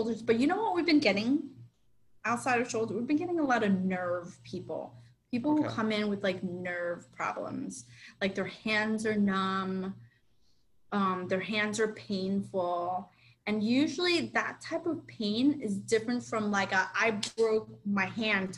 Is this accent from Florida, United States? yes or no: yes; Miami, Florida, United States; I'm a Miami girl